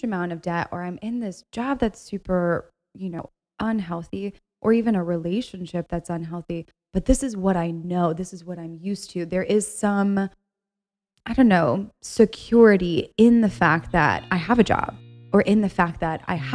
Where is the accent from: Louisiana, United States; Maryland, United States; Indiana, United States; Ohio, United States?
Ohio, United States; I'm from Ohio, and from Ohio, there's this mentality